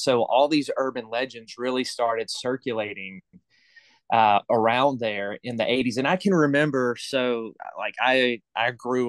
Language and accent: English; the South, United States; I got indoctrinated with this as a young youth growing up in the South.